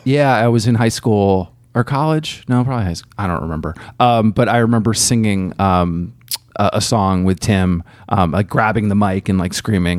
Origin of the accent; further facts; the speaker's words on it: Burlington, Vermont, United States; I grew up in Burlington, Vermont